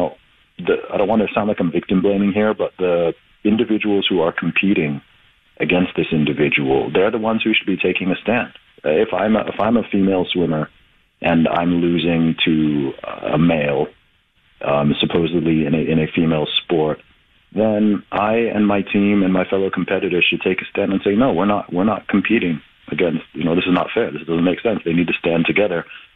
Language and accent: English; England, United Kingdom